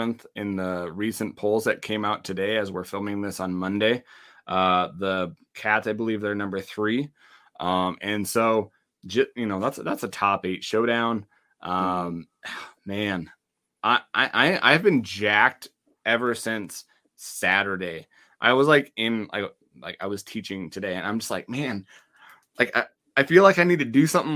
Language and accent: English; Wyoming, United States; I'm from Wyoming